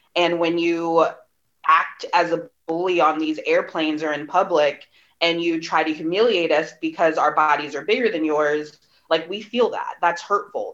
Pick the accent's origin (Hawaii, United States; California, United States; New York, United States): California, United States; Bay Area; my hometown